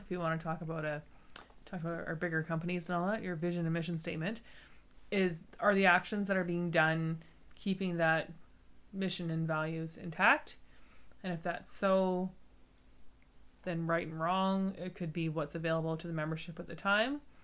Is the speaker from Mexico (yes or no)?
no; Canada; I grew up in Canada